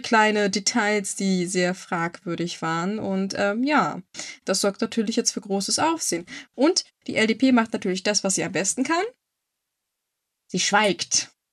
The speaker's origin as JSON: {"language": "German", "country": "Germany", "said": "bei uns in Deutschland"}